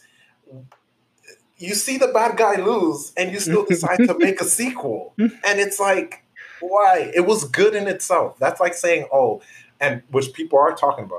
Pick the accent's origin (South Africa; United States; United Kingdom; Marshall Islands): United States; New York; I'm from New York